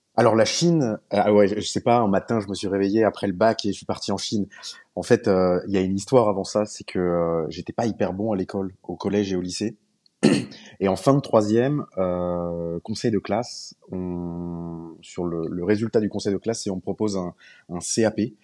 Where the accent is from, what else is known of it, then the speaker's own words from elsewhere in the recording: France; je suis pas norvégien, je suis français